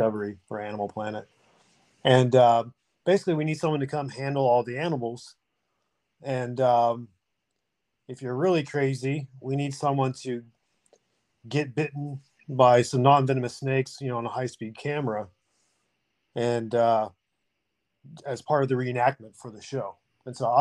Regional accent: Oklahoma, United States; moved away as an adult; also born or lived in Los Angeles; I'm from Oklahoma. I'm 42. You know, grew up in a pretty rural spot

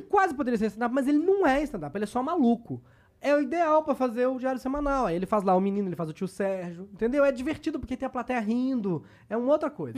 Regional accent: Brazil; o fato de ser brasileiro

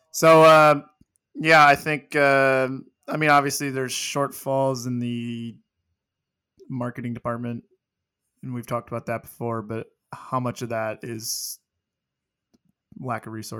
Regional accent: Illinois, United States; also born or lived in Davenport, Iowa; Yeah. And we lived across the river in Illinois. So I guess that must have been the closest hospital.

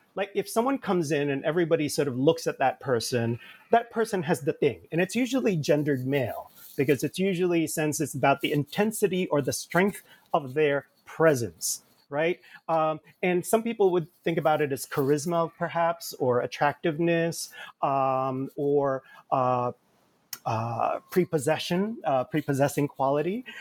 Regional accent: Jersey City, New Jersey, United States; also born or lived in Manila, Philippines; I grew up in Jersey City. I came uh, with my family in bits and pieces in the 1970s to the United States from the Philippines. I was born in Manila

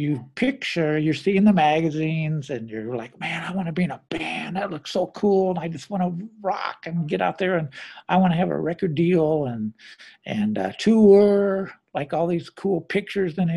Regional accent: Peoria, Illinois, United States; moved away; also born or lived in Pekin, Illinois; growing up in Pekin and Peoria, very conservative town

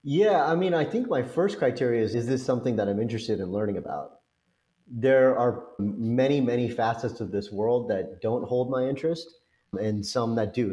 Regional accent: Orange County, California, United States; moved away; also born or lived in Los Angeles / Cincinnati; I was uh, actually born in the city of Orange in Orange County and lived in the city of LA until I was two. But then my parents moved from LA to Orange County, which is where I grew up

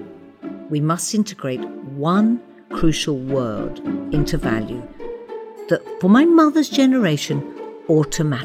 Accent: Watford, East of England, United Kingdom; My parents arrived in Watford in the late 50s as Irish immigrants and soon had a family of five to raise

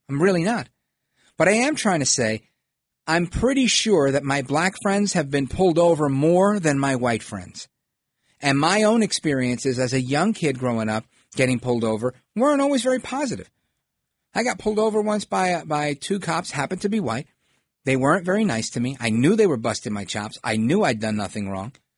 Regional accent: New York City, New York, United States; the Italian neighborhoods when I grew up in Brooklyn

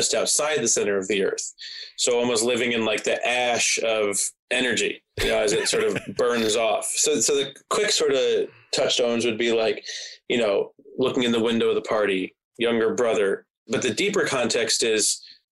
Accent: New Jersey, United States; growing up in New Jersey

